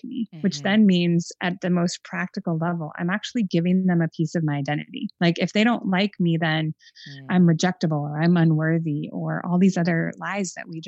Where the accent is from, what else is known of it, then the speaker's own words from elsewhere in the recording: Phoenix, Arizona, United States; now in Chicago, United States; I grew up in Phoenix, so I'm not, you know, I'm not acclimated to this Arctic temperature of the winter.